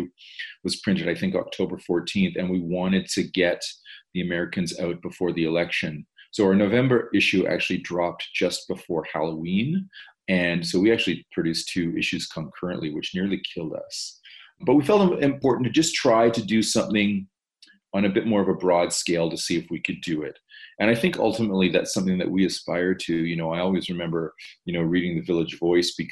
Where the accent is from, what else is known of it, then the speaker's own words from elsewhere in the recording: Toronto, Ontario, Canada; as a Torontonian, as a Canadian